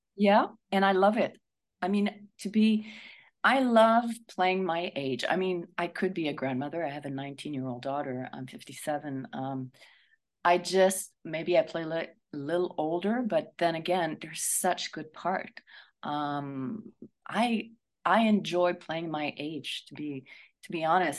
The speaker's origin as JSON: {"language": "English", "town": "Montreal", "region": "Quebec", "country": "Canada", "moved": "yes", "lives_now": "Toronto, Canada", "said": "I'm from Montreal"}